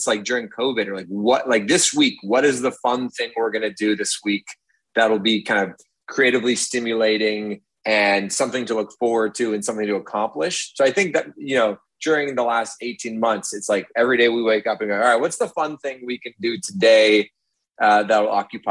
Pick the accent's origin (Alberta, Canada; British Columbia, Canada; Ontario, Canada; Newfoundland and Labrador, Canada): Ontario, Canada; Toronto; also born or lived in Hamilton; I grew up in Toronto, and then I went to Hamilton for university